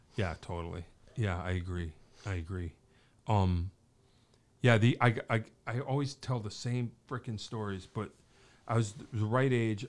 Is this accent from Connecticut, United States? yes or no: yes; Wallingford, Connecticut, United States; also born or lived in Pittsburgh; growing up in Wallingford